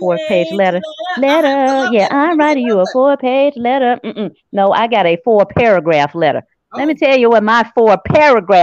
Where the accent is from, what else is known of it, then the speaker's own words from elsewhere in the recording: Memphis, Tennessee, United States; I'm from South Memphis